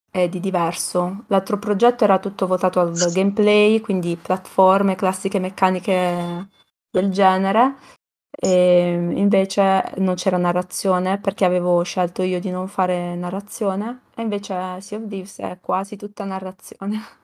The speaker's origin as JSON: {"language": "Italian", "town": "Vieste", "region": "Apulia", "country": "Italy", "said": "io sono di Vieste, quindi eh, comunque una città eh, sul mare"}